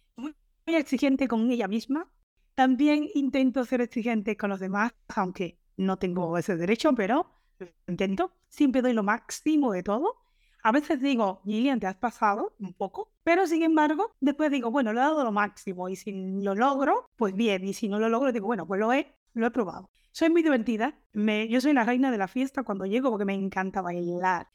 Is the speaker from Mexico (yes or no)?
no; Cuba; moved away as an adult; now in Reus, Spain; nos casamos en el 99 y hasta el 2001 no salí de Cuba